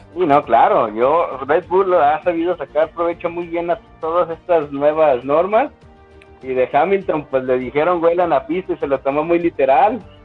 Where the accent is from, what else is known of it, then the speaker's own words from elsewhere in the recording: Mexico; Como mexicano